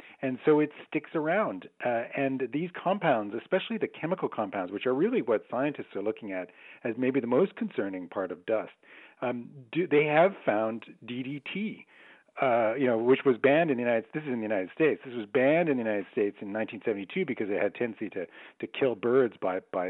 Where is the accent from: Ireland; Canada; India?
Canada; I'm Canadian